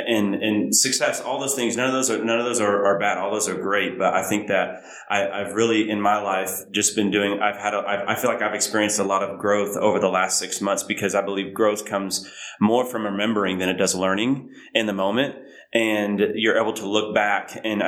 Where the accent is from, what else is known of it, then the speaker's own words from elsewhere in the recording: Oklahoma, United States; Like I'm from Oklahoma. It's definitely not, I wouldn't consider it the South. More Midwest